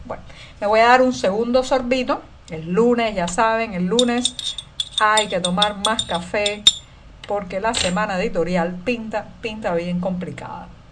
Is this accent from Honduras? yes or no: no; Cuba; cubana, periodista, ciudadana